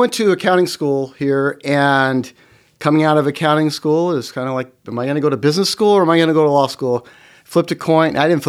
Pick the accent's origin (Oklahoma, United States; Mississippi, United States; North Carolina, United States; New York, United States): Oklahoma, United States; Norman; moved away as an adult; also born or lived in Utah; I'm from Norman, Oklahoma. So I'm a Sooner.